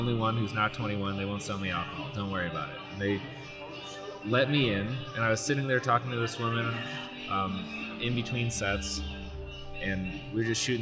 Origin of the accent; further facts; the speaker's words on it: St. Louis, Missouri, United States; moved away as an adult; also born or lived in Western Massachusetts; I grew up in St. Louis